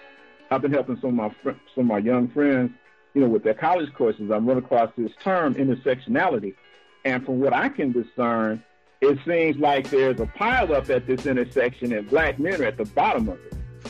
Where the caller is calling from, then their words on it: Los Angeles, California, United States; I'm calling from Los Angeles.